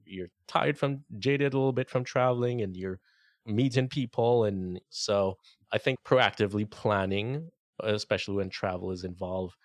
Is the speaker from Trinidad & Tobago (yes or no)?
yes; Trinidad & Tobago; moved away; my home country